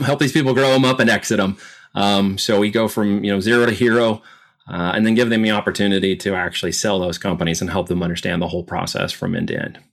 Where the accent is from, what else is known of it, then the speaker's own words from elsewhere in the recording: Oregon, United States; also born or lived in Independence, Missouri / Arizona / New York; now in Missouri, United States; But when I was two, my parents moved to Arizona and we ended up in Oregon.